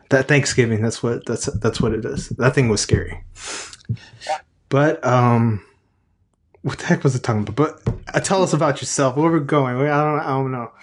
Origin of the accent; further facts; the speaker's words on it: Texas, United States; I'm from Texas